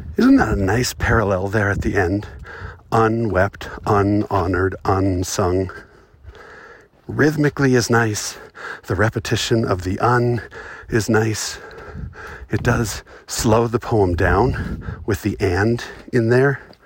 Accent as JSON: {"language": "English", "region": "Southern California", "country": "United States", "tie": "born or raised there", "moved": "yes", "lives_now": "Utah, United States", "said": "I was born in Southern California and raised going to the beach. But I don't live there now"}